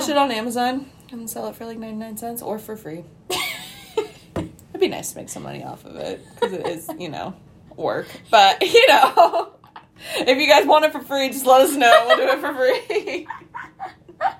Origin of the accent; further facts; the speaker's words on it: the South, United States; I'm from the South